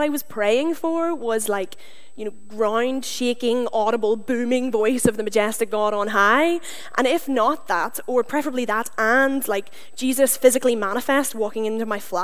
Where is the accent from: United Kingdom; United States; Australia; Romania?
United Kingdom; Northern Ireland; moved away as an adult; also born or lived in Canada; now in Glasgow, United Kingdom; I'm from Northern Ireland. I don't destroy the English language because of choice, but because of where I'm from